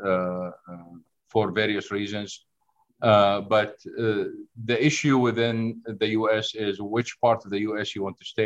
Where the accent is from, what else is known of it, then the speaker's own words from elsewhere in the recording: Saudi Arabia; moved away as an adult; also born or lived in Syria / Oklahoma, United States / Colorado, United States; now in Ohio, United States; I was born in Syria, moved to Saudi Arabia, grew up in Saudi Arabia, got my undergrad in Saudi Arabia, then moved to the great country of Oklahoma in the United States.